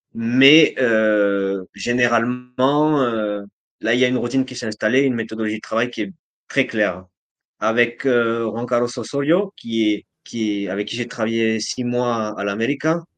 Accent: France; now in Colombia; en tant que Français

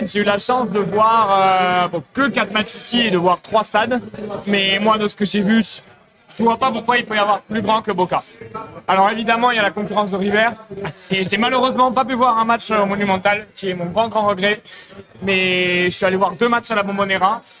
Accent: Marseille, Provence-Alpes-Côte d'Azur, France; moved away as an adult; now in Buenos Aires, Argentina; je suis euh, étudiant du coup en échange, donc je suis de Marseille. Étudiant en échange du coup à Buenos Aires depuis cinq mois.

